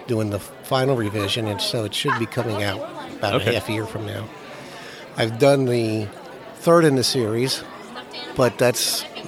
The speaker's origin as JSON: {"language": "English", "region": "Ohio", "country": "United States", "moved": "yes", "said": "I'm originally from Ohio"}